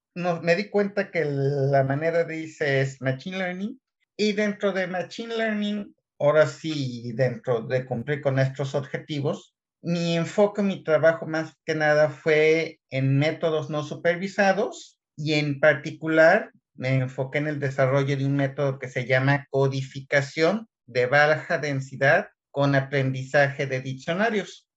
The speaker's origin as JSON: {"language": "Spanish", "town": "Guadalajara", "region": "Jalisco", "country": "Mexico", "also_born_or_lived": "Querétaro", "moved": "as an adult", "lives_now": "Kiruna, Sweden", "said": "yo soy de Guadalajara y allí estudié mecatrónica"}